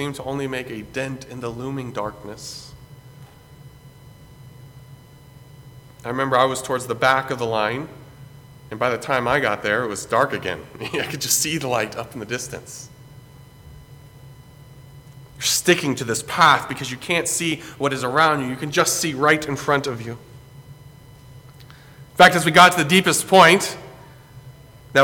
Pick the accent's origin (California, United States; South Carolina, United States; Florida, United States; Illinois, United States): South Carolina, United States; Greenville; where I grew up in Greenville, South Carolina